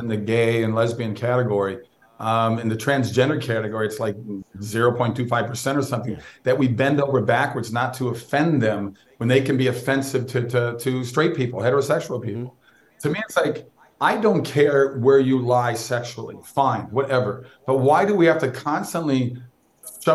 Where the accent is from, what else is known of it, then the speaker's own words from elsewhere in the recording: Minnesota, United States; I grew up in Minnesota